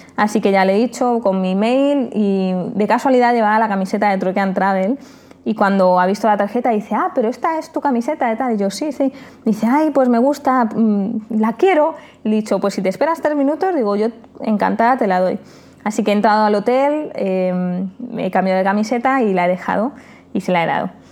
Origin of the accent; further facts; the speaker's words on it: Spain; como somos los españoles